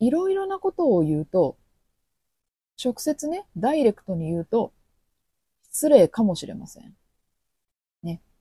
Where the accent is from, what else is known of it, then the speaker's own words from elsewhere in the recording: Kobe, Hyogo, Japan; 私は神戸人ですけど